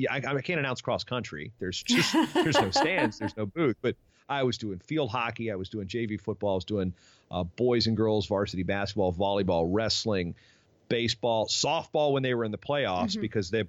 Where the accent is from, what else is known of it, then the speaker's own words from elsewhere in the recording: Newport News, Virginia, United States; also born or lived in Poquoson, Virginia; And I grew up in southeastern Virginia. I grew up in Newport News, Virginia. They moved to 10 miles away to this town called Pocosin, which is right on the Chesapeake Bay, a little fishing village, kind of almost backwoods-ish.